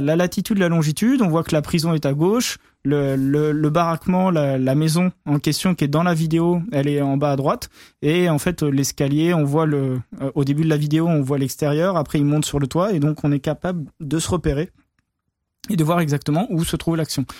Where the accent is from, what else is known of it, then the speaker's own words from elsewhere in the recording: France; je suis français